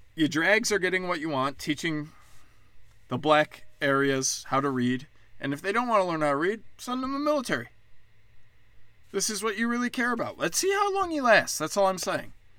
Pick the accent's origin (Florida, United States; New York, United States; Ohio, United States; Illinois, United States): Illinois, United States; Chicago; now in Texas, United States; I'm from Chicago. My whole city burnt down